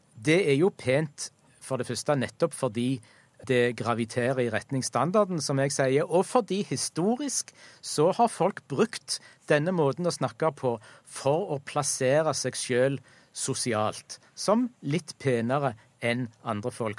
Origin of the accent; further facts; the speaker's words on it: Egersund, Rogaland, Norway; heimbyen min, Egersund